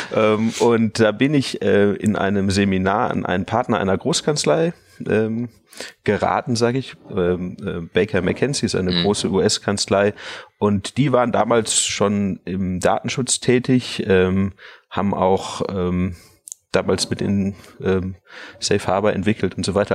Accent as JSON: {"language": "German", "town": "Munich", "region": "Bavaria", "country": "Germany", "tie": "born or raised there", "said": "im Umfeld, wo ich aufgewachsen bin, in München"}